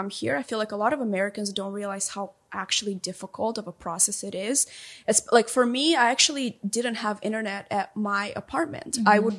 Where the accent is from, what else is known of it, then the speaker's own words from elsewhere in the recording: Moldova; moved away as an adult; also born or lived in Kansas / South Carolina; now in United States; So I grew up in a small country called Moldova